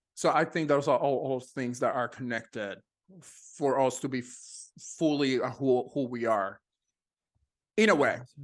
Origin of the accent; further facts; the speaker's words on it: Ponce, Puerto Rico; moved away as an adult; also born or lived in Texas; now in Los Angeles, United States; I was born in Ponce, Puerto Rico.